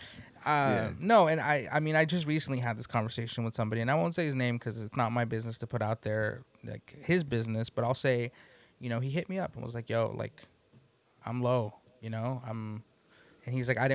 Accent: East Palo Alto, California, United States; also born or lived in San Jose; we grew up in the Bay Area in areas that, you know, like I grew up in East Palo Alto

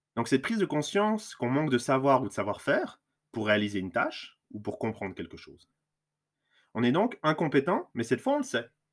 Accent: Lausanne region, Vaud, Switzerland; je suis suisse, je viens de la région lausannoise

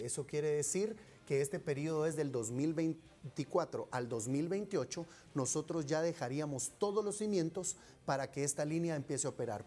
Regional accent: Guatemala; todos los guatemaltecos

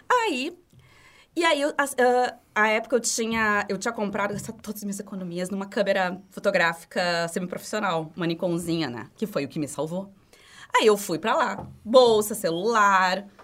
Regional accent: Rio Grande do Sul, Brazil; nós somos gaúchos, nós somos gremistas.

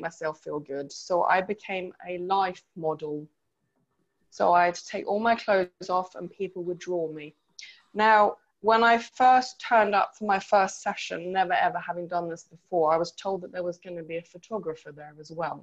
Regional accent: Sweden; moved away; I grew up in Sweden

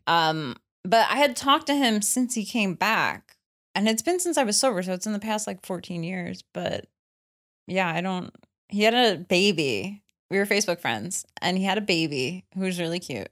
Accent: New York, United States; I grew up in New York

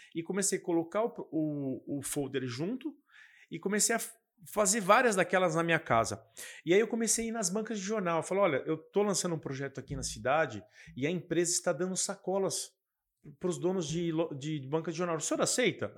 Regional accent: Guarulhos, São Paulo, Brazil; eu sou da cidade de Guarulhos

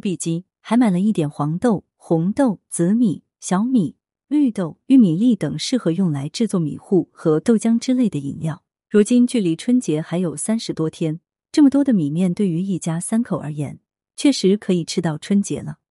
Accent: southern China, China; 作为一个南方人，早上爱吃米粉

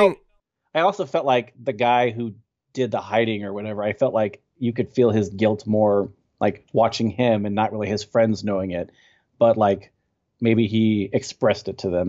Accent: Texas, United States; I'm from Texas, and I'm living in Texas currently

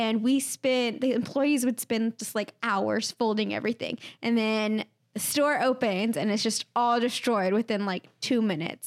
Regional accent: Comfort, Texas, United States; my first job was at a pizza place in my hometown

